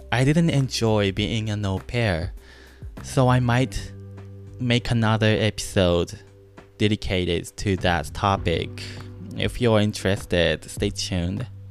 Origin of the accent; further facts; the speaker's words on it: Japan; first language Japanese; English is a second language; moved away as an adult; also born or lived in Maryland, United States; now in United States; I was born and raised in Japan